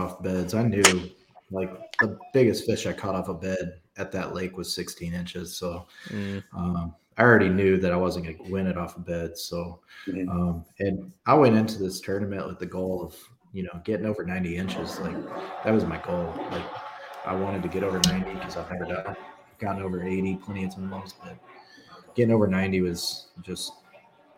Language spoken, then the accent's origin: English; Kansas, United States; moved away; I'm from Kansas.